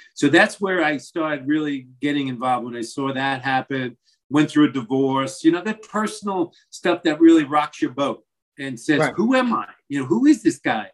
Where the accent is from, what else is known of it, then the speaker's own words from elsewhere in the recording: Massapequa, New York, United States; moved away; Grew up in Long Island, Massapequa